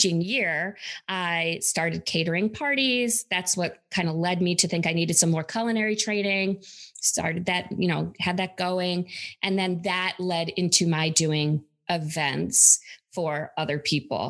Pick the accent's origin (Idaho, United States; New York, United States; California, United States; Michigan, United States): New York, United States; upstate; I grew up in upstate New York.